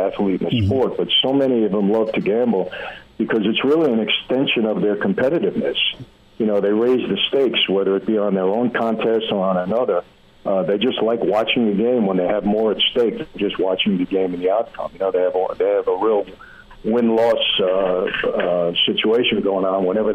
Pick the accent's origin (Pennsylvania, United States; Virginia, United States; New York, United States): New York, United States; New York City; we're two guys from Brooklyn